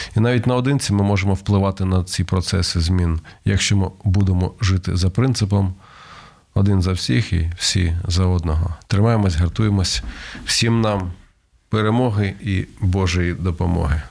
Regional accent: Kharkiv, Kharkiv Oblast, Ukraine; концерт в Харкові, це моє рідне місто

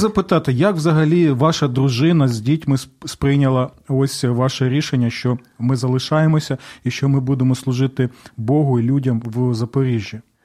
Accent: southern Ukraine, Ukraine; я сам з півдня України

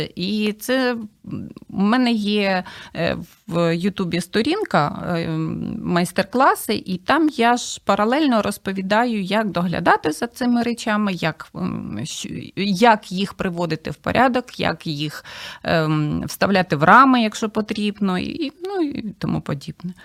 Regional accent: Kosiv, Ivano-Frankivsk Oblast, Ukraine; moved away as an adult; now in Kyiv, Ukraine; я е, сама родом з Косова, Івано-Франківської

